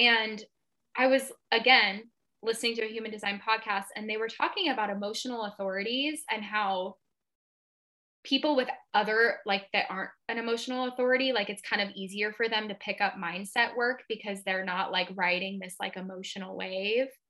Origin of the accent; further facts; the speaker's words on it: Seattle, Washington, United States; moved away as an adult; also born or lived in Palm Springs, California; I'm from Seattle